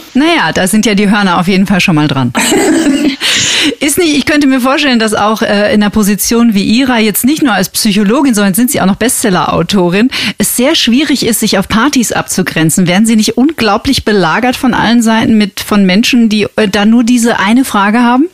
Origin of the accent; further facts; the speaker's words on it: Germany; bei uns in Deutschland